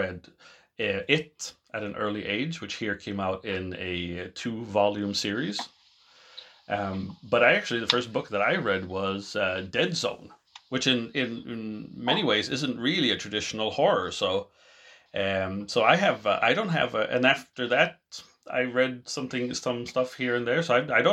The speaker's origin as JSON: {"language": "English", "country": "Sweden", "tie": "born or raised there", "first_language": "English", "said": "I grew up in Europe, in Sweden, where I now currently reside"}